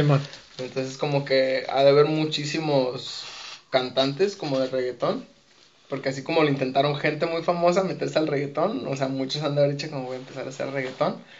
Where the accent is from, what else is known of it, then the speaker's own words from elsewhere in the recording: Mexico; soy latino, soy mexicano